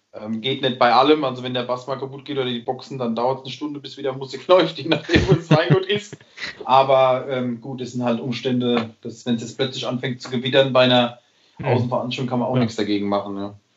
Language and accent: German; Rhineland-Palatinate, Germany; ich als Pfälzer, ähm, dieses Lebensgefühl im Glas zu haben, das ist einfach ein Stück Heimat